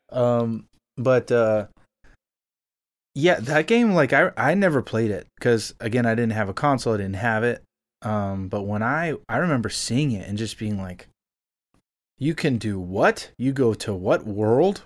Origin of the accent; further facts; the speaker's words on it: Miami, Florida, United States; moved away as an adult; now in Nashville, United States; I'm originally from South Florida. I was born and raised in Miami, actual Miami